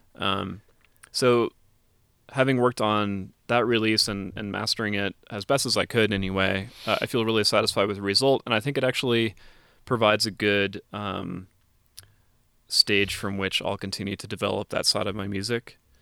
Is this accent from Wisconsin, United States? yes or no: yes; Wisconsin, United States; moved away; also born or lived in Colorado; spent a mm-hmm. lot of time in Wisconsin